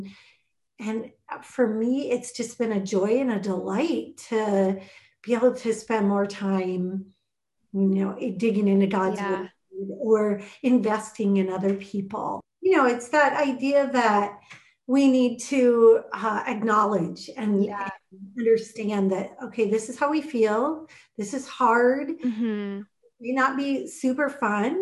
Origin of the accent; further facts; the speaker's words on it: Minnesota, United States; Growing up in Minnesota, I've been here all my life